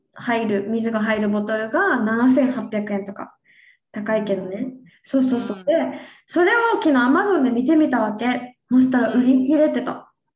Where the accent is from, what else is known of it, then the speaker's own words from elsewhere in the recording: Okinawa, Japan; 私地元沖縄さねで沖縄ってヘチマを食べるから